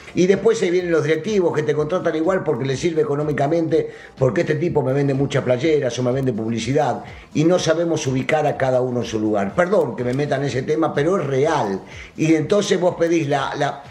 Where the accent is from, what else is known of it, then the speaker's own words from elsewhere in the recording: Argentina; now in Mexico; yo soy argentino, no soy mexicano